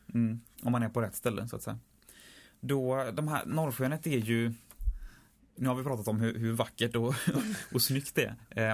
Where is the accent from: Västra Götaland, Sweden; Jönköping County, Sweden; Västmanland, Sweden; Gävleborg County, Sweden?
Västra Götaland, Sweden; Tjörn; på Tjörn där jag kommer ifrån